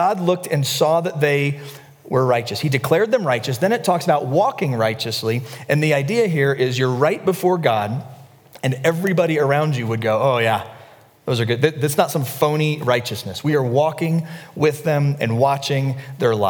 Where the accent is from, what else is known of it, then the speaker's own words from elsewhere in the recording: the South, United States; I'm from the South